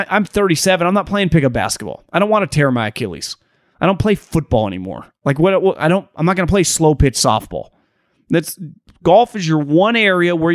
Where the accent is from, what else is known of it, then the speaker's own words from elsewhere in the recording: Northern California, United States; I'm from Northern California